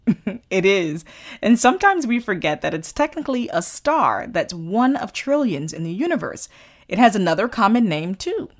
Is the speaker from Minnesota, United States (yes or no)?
no; Florida and the Caribbean, United States; growing up in Florida and in the Caribbean